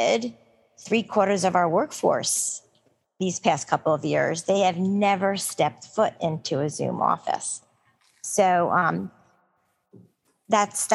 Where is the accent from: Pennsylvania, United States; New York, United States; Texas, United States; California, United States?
New York, United States; as a New Yorker